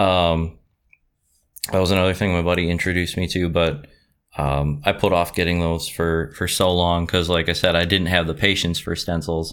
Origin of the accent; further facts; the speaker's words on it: Campbellsport, Wisconsin, United States; moved away as an adult; now in Appleton, United States; originally from Campbellsport, which is, uh, in between um, West Bend and Fond du Lac